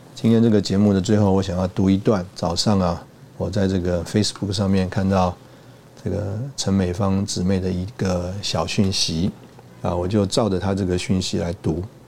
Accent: Taipei, Taiwan; also born or lived in Hsinchu / Changhua / Taichung / Tainan; 我是从小在台北长大

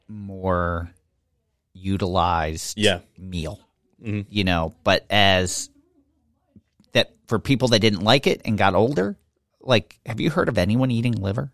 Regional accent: Poland; moved away; saying growing up in Poland, like, you didn't waste anything.

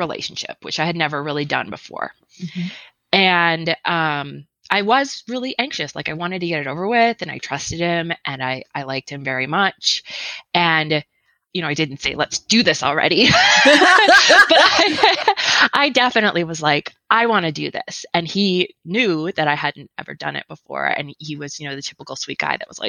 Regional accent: northern Wisconsin, United States; moved away as an adult; now in Idaho, United States; I live in Idaho and I grew up in Wisconsin.

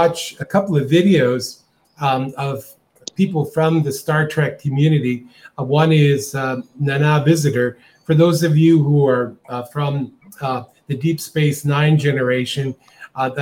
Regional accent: Calgary, Alberta, Canada; moved away as an adult; now in Costa Rica; I'm from Calgary, Canada, originally, but I've been living in Costa Rica for over 25 years.

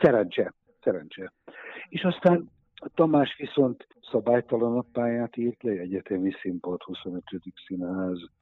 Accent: Budapest, Hungary; Egy évben születtünk, egy utcában laktunk, egy iskolába jártunk

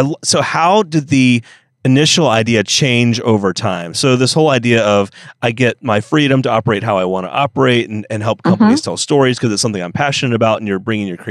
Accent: Pensacola, Florida, United States; my hometown, actually where I was born, Pensacola, Florida

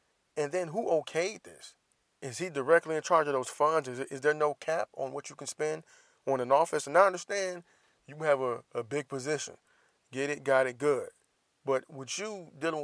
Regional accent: Florida, United States; my home state, the Sunshine State

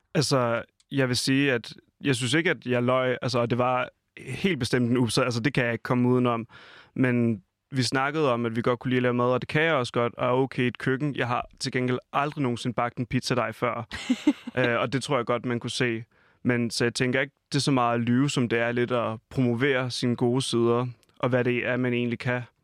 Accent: Falster, Zealand, Denmark; moved away; hjemme på Falster, hvor jeg kommer fra

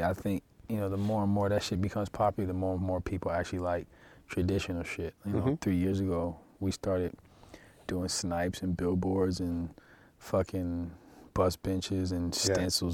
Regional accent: West Coast, United States; I'm from the West Coast

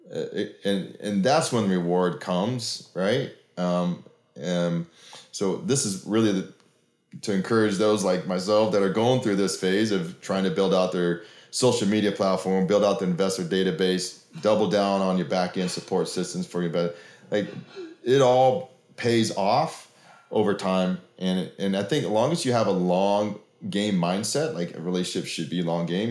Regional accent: Oregon, United States; now in Oklahoma, United States; I grew up in Oregon

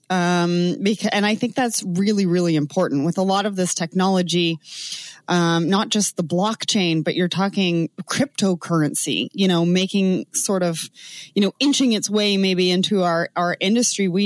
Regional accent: Canada; accent: Canadian; Probably my Canadian accent.

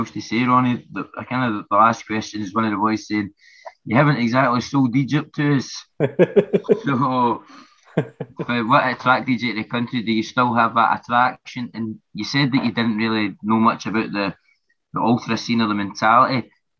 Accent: Glasgow, Scotland, United Kingdom; It's okay, mate. We're from Glasgow.

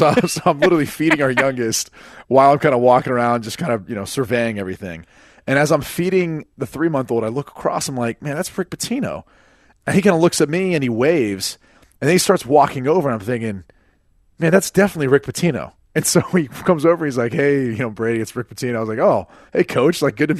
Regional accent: Ireland; Because I'm Irish and then you claim to be Irish.

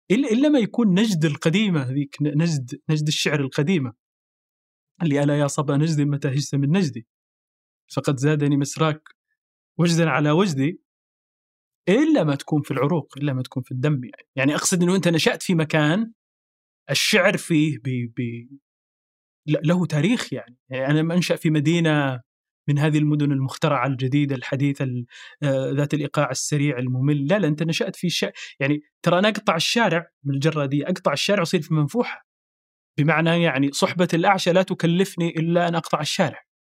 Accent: Sudan; born there; بما اني انا ولدت ولدت في السودان اصلا في شيء في التراب

